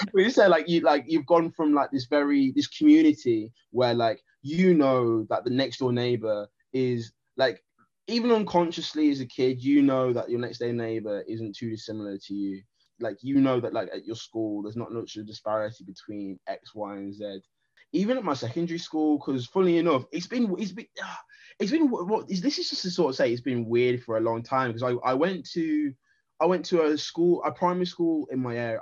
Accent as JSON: {"language": "English", "town": "Wolverhampton", "region": "West Midlands", "country": "United Kingdom", "tie": "born or raised there", "moved": "as an adult", "lives_now": "London, United Kingdom", "said": "I'm Jamaican heritage, born in the black country"}